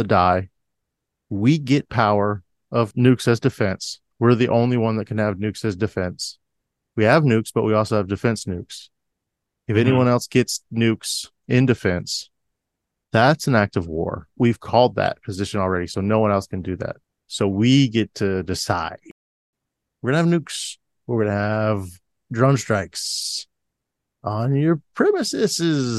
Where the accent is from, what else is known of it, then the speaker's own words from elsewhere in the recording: Florida, United States; growing up in Florida.